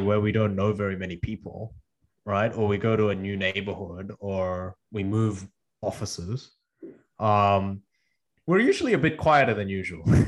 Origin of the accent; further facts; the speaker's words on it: Australia; English is a second language; also born or lived in South Korea; now in Cambridge, United States; I moved from South Korea to Australia when I was eight with my parents, and I didn't speak English